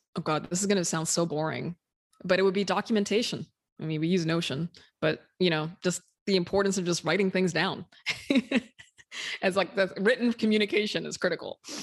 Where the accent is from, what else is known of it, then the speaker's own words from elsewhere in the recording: Sudan; moved away as an adult; now in United States; I'm from Sudan originally. I, m, I myself moved to the U S when I was twenty-four